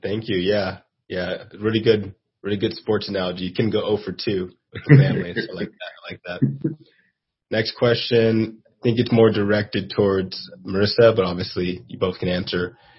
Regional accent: Nigeria; And we're both Nigerian.

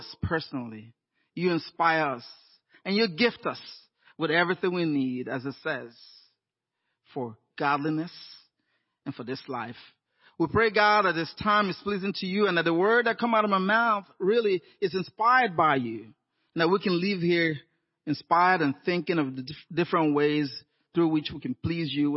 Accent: Nigeria; moved away as an adult; also born or lived in Inland Empire, California; now in Los Angeles, United States; I'd grown up in Nigeria, and in my, 21, I moved down to the U.S.

